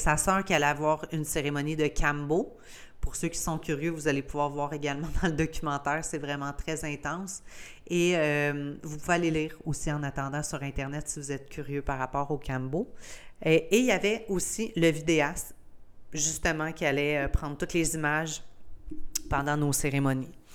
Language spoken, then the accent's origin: French; Gaspésie, Quebec, Canada; je suis gaspésienne, tu sais, je viens du Canada, je suis québécoise, puis je suis gaspésienne